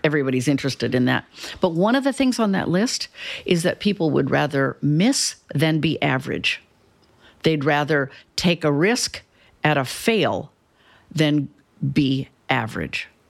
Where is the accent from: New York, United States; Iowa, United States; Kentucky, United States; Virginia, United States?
Iowa, United States; Cedar Falls; moved away as an adult; also born or lived in Chicago; now in Houston, United States; I'm from Cedar Falls, Iowa